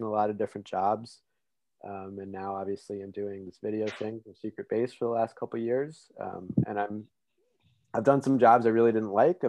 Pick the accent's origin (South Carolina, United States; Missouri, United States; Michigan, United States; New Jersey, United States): New Jersey, United States; I grew up in New Jersey